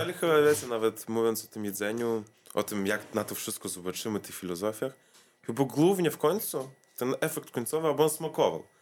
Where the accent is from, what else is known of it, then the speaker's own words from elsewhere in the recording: Vilnius, Vilnius County, Lithuania; also born or lived in Kaunas; z Wilna wyjechałem do Kowna na 3 lata